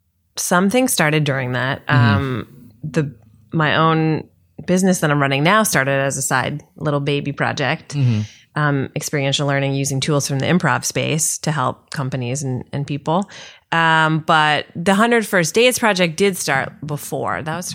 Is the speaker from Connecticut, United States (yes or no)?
yes; Connecticut, United States